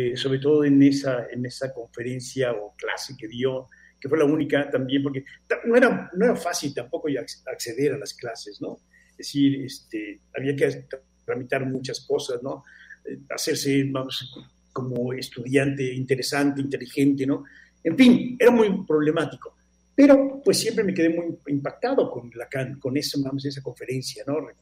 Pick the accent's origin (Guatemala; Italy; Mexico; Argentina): Mexico; soy de México